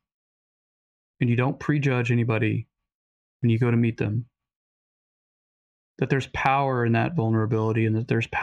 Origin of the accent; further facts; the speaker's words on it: Texas, United States; I grew up in Texas